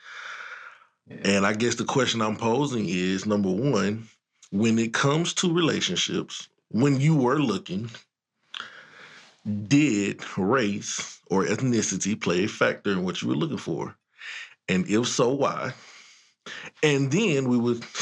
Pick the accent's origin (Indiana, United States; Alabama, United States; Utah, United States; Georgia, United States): Georgia, United States; I'm from Georgia